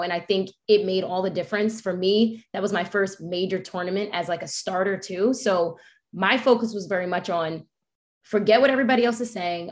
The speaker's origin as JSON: {"language": "English", "region": "New York", "country": "United States", "said": "I'm a New Yorker. I'm from a city."}